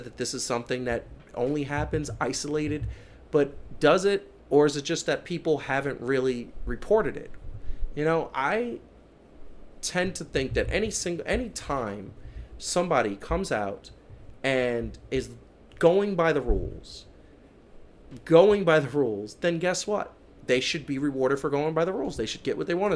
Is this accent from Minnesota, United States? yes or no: no; Columbia, South Carolina, United States; I was born in Columbia, South Carolina